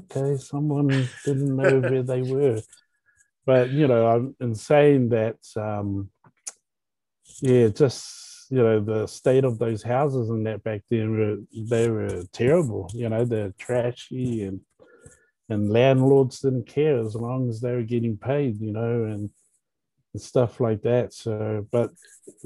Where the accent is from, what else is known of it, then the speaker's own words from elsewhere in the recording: Auckland, New Zealand; also born or lived in Ponsonby; we were raised in Grayland